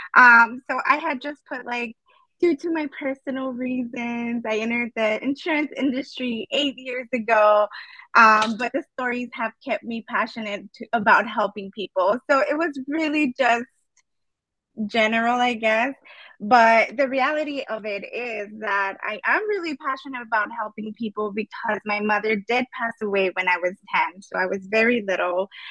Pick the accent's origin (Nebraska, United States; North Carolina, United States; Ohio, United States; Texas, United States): Texas, United States; El Paso; I was born and raised in El Paso, Texas